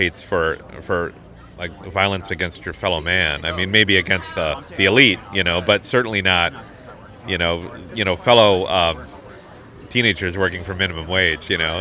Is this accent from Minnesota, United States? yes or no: yes; Hastings, Minnesota, United States; accent: Midwest; moved away; also born or lived in Chicago; Growing up in Hastings